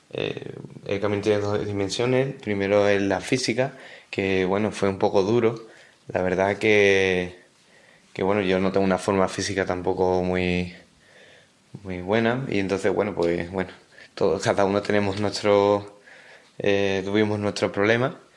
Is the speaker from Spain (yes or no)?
yes; Dos Hermanas, Andalusia, Spain; Soy de Dos Hermanas, una ciudad en la provincia de Sevilla